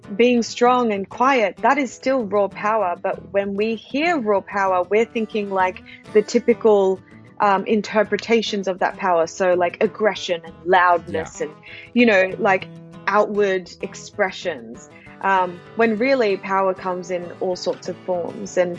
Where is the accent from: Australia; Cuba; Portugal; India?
Australia; born or raised there; also born or lived in Yokohama, Japan